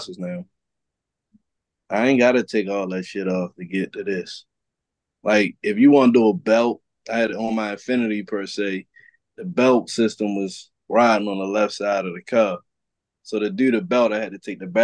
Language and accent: English; Baltimore, Maryland, United States; I grew up in Baltimore City on Poplar Grove